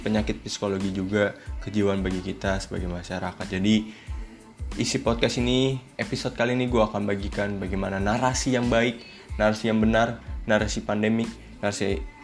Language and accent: Indonesian; Indonesia; kita, bangsa Indonesia